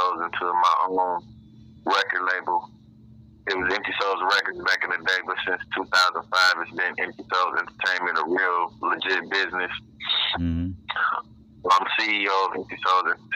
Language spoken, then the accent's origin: English; Chicago, Illinois, United States; also born or lived in Waukegan, Illinois; I was born in Waukegan, Illinois, and I grew up in between Lake County and Cook County. So Chicago and Waukegan, North Chicago, Illinois. You know, I was born out here. I grew up in Chicago, though, on the south side